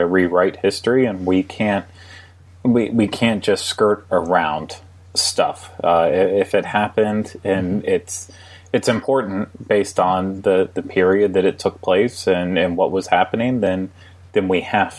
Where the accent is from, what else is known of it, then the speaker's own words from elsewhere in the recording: Pennsylvania, United States; I was from Pennsylvania